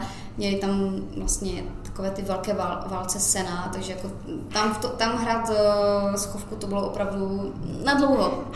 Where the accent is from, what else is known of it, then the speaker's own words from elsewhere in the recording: Czechia; now in Ireland; když jsem odjížděla z Česka